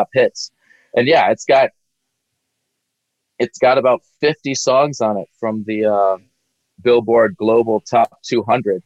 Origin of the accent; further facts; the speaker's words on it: Gulf Coast of Mississippi, United States; originally I'm from the Gulf Coast of Mississippi. So I grew up on the Gulf Coast